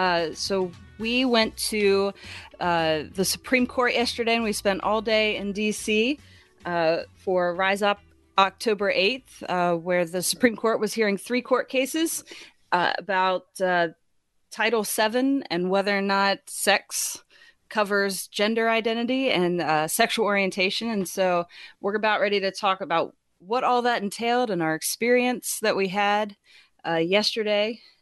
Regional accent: Winchester, Virginia, United States; I grew up in Winchester, Virginia, where they have the Apple Blossom Festival, and we celebrate the apples every year. It's like this big apple area.

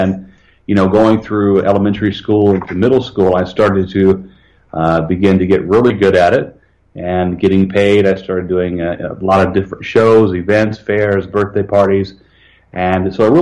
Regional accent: Evansville, Indiana, United States; I was born in Evansville, Indiana, southern Indiana

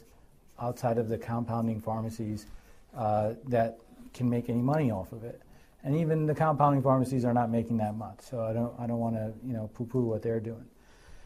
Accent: Hartford, Connecticut, United States; moved away as an adult; also born or lived in Boston / New York City; now in Connecticut, United States; I grew up in Hartford and then spent my time up in Boston.

